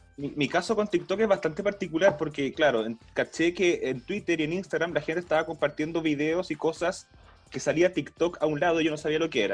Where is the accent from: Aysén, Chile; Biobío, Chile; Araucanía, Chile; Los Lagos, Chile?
Aysén, Chile; Coyhaique; moved away as an adult; also born or lived in Valparaíso Region; now in Santiago, Chile; cuando era chico en Coyhaique